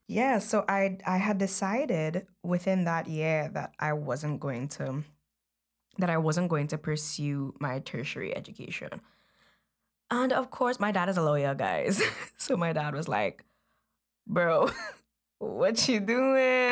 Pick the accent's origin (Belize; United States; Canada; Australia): Belize; moved away; I was born in Belize, so while we were in Belize, she was a seamstress